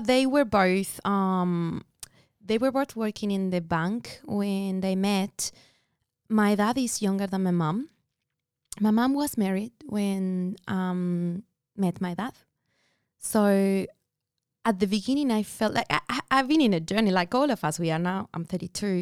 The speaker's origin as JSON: {"language": "English", "region": "Buenos Aires", "country": "Argentina", "tie": "born or raised there", "moved": "as an adult", "lives_now": "Australia", "said": "I was born in Buenos Aires, Argentina."}